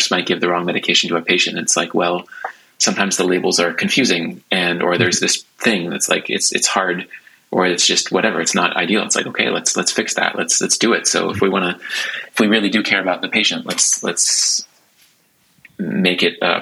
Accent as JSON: {"language": "English", "country": "United States", "moved": "yes", "lives_now": "Stockholm, Sweden", "said": "being an American"}